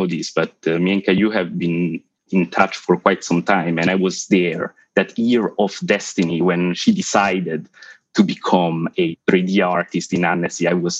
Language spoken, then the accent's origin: English; Italian-speaking Switzerland, Ticino, Switzerland; moved away as an adult; also born or lived in Bournemouth; now in London, United Kingdom; As you can hear from my accent, I'm not from central London. I was born in the Italian side of Switzerland. I grew up there. And then I decided to move to the UK when I was around 20